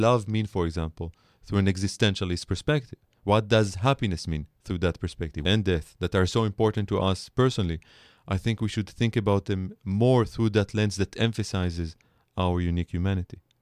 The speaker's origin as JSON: {"language": "English", "country": "Israel", "accent": "Israeli", "second_language": "English", "moved": "as an adult", "lives_now": "United States", "said": "I'm an Israeli scholar, you can hear it in my accent"}